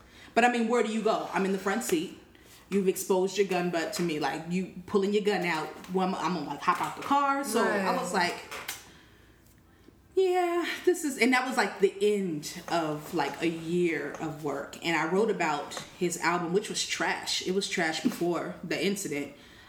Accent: West Coast, United States; accent: West Coast; So we were talking, and he knew where I was from, and my slang was still, like, my accent was still very apparent. I sounded very West Coast.

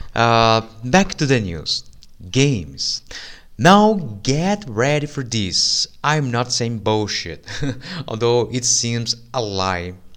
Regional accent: Brazil; I'm from Brazil. I'm Brazilian.

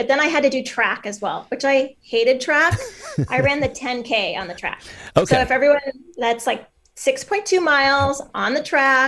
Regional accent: Bellingham, Washington, United States; now in Tacoma, United States; I grew up in Bellingham

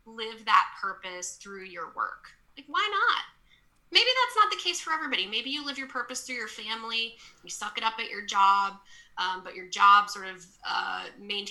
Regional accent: Texas, United States; I grew up in Texas

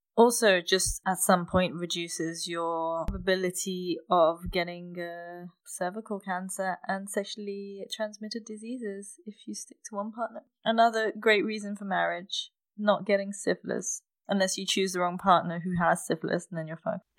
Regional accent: United Kingdom; now in Germany; when I first came to Germany, being British

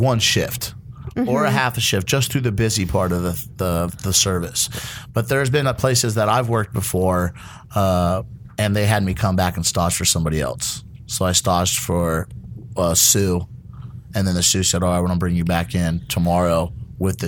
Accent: United States

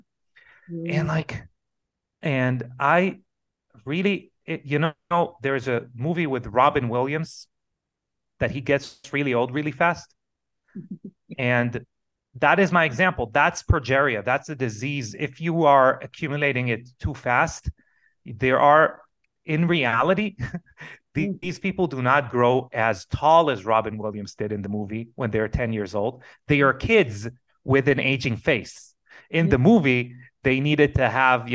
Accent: Israel; English is a second language; moved away; I come from Israel originally

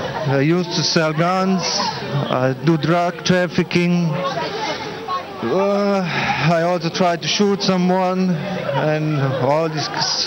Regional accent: Liechtenstein; I come from Liechtenstein

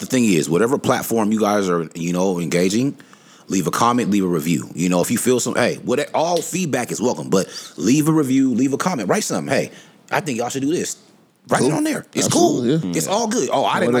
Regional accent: Seattle, Washington, United States; growing up in High Point.

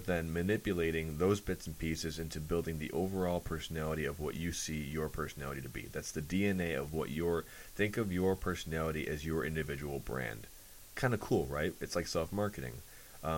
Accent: Chicago, Illinois, United States; I'm from Chicago

